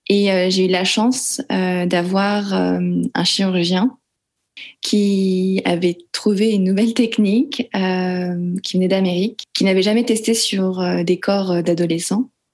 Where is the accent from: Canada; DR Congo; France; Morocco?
France; je suis née en France et j'ai grandi en France par une mère française et euh, un père laotien